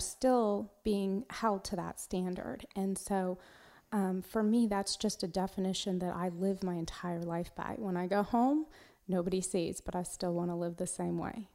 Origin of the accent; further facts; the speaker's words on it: Walla Walla, Washington, United States; moved away as an adult; also born or lived in Alaska / Montgomery County, Texas; now in Texas, United States; i grew up in washington state in a very small town um, called Walla Walla, Washington